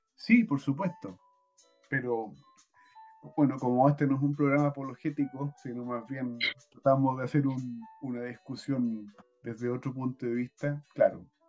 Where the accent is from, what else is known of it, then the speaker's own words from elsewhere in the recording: Chile; como chilenos